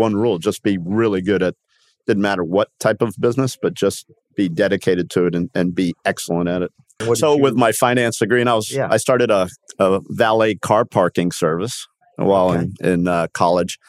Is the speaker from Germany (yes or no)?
no; Miami, Florida, United States; also born or lived in Havana, Cuba / Upper Darby, Pennsylvania; I was 3 years old by the time we went to South Beach, and grew up in Miami